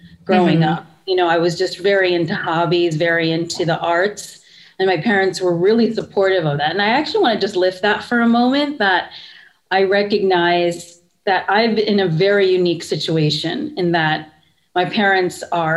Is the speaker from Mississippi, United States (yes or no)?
no; central Pennsylvania, United States; I grew up in central Pennsylvania, very suburban